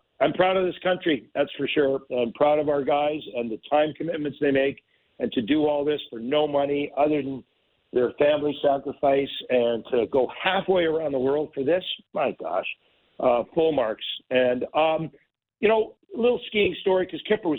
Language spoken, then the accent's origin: English; Pickering, Ontario, Canada; I'm from Pickering, and we have 8 reactors.